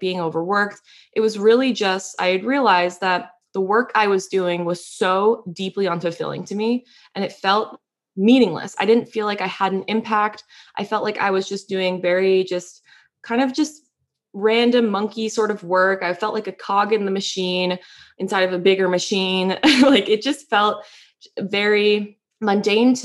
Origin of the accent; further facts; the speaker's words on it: New York, United States; I'm a New Yorker. So I'm like, I want to stay on the East Coast where my family are